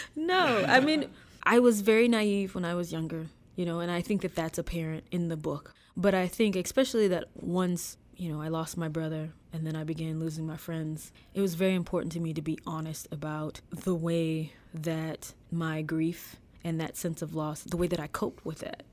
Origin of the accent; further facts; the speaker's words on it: DeLisle, Mississippi, United States; moved away as an adult; I live in my hometown now, I decided to move back